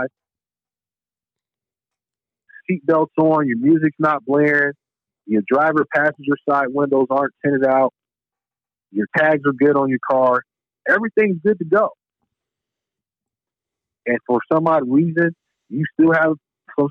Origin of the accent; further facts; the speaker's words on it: Chicago, Illinois, United States; I'm from Chicago, one of probably the top three murder rates in the country